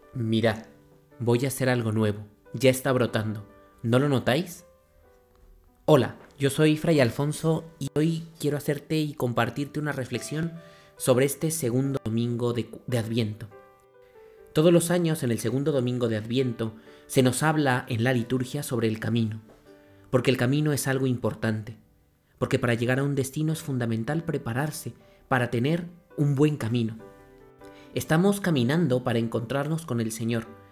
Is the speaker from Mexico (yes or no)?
yes; Mexico; como decimos en mi país